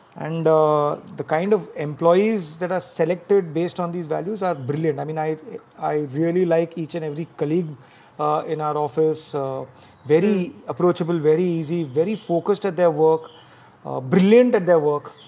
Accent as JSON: {"language": "English", "town": "Mumbai", "region": "Maharashtra", "country": "India", "tie": "born or raised there", "said": "I've been born and brought up in Bombay"}